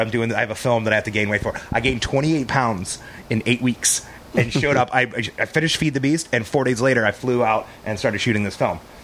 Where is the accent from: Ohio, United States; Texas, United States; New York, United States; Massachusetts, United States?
Texas, United States; We're all from Texas